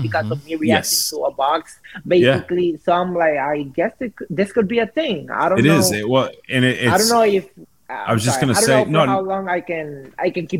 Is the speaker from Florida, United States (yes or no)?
yes; Jacksonville, Florida, United States; I'm from Jacksonville